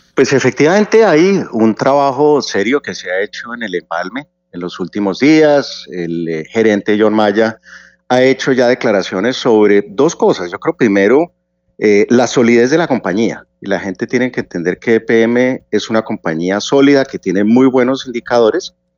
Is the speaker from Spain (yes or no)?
no; Colombia; como colombiano